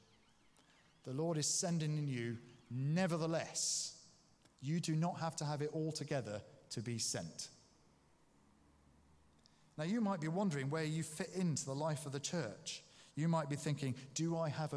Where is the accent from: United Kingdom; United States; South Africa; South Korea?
United Kingdom; England; we are … from England